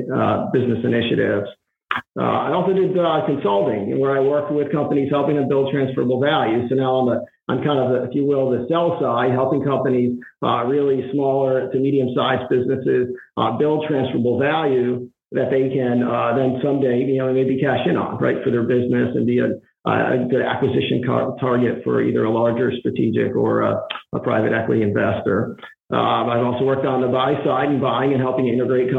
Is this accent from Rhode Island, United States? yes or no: yes; Providence, Rhode Island, United States; I grew up in Providence, Rhode Island